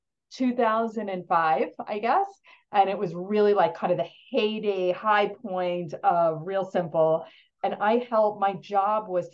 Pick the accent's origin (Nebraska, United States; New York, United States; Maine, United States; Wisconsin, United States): New York, United States; Long Island; I grew up in New York on Long Island, and went to college in New York also